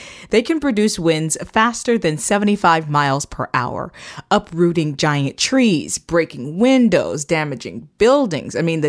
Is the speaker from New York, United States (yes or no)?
no; Florida, United States; growing up in Florida, I have firsthand experience with hurricanes.